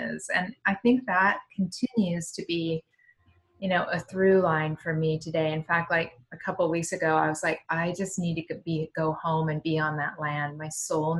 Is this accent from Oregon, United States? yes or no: yes; Eastern Oregon, United States; I grew up in Eastern Oregon